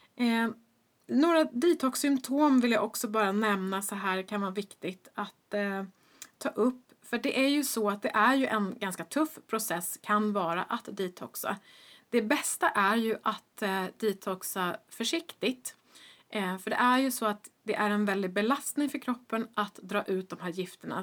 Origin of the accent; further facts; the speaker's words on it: Stockholm, Stockholm County, Sweden; also born or lived in Boston, United States; jag är ju uppvuxen i Stockholm